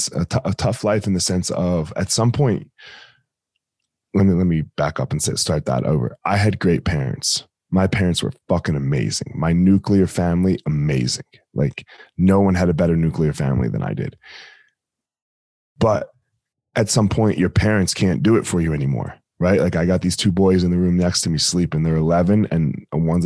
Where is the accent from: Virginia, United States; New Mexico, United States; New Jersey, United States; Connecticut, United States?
New Jersey, United States; born or raised there